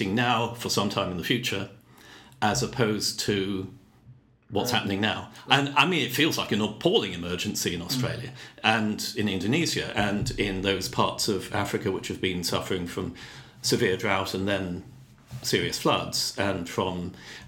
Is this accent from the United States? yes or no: no; Bristol, South West England, United Kingdom; moved away as an adult; now in Saskatoon, Canada; I grew up in England